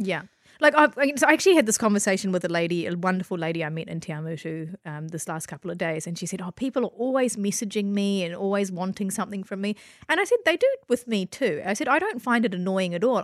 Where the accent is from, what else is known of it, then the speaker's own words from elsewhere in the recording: Christchurch, Canterbury, New Zealand; also born or lived in Malaysia; I grew up in Christchurch, and you can't see skin color on, on this podcast, but I was born in Malaysia, and I moved to Christchurch when I was four